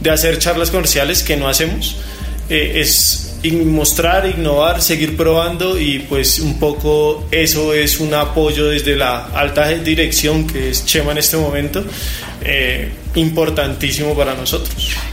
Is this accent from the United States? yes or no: no; Bogotá, Colombia; No, yo soy de Bogotá, 100% rolo, totalmente rolo, eh, y toda mi vida he estado acá.